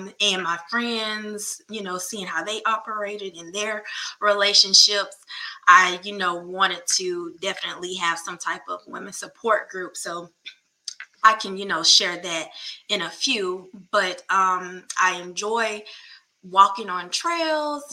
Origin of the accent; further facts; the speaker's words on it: North Augusta, South Carolina, United States; moved away as an adult; now in Hopkins, United States; I'm originally from North Augusta, South Carolina